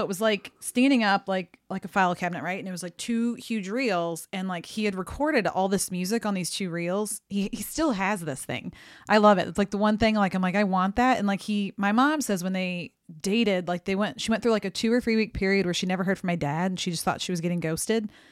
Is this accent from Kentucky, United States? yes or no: no; St. Louis, Missouri, United States; I'm from Saint Louis